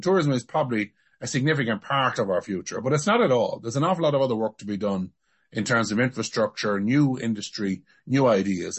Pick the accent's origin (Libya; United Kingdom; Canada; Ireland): Ireland; I come from a community, Austin